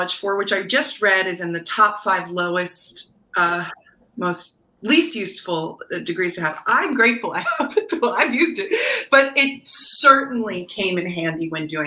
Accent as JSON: {"language": "English", "region": "New Jersey", "country": "United States", "accent": "slight Jersey", "said": "my slight Jersey accent"}